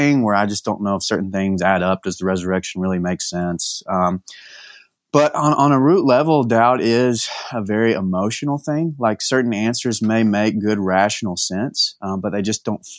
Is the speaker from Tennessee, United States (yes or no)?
no; East Texas, United States; moved away as an adult; now in Temple, United States; Born and bred in East Texas, but moved a little bit west about 10 years ago for college